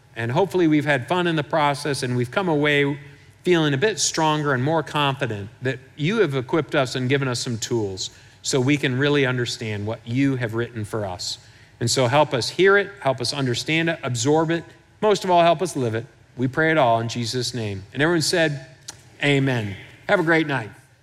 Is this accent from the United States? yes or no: yes; Michigan, United States; I'm from Michigan